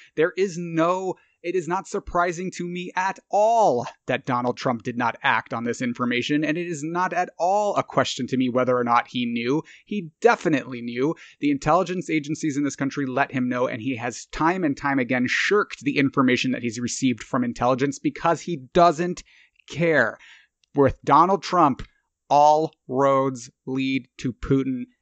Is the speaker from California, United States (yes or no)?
yes; Irvine, California, United States; moved away; I grew up in Irvine, California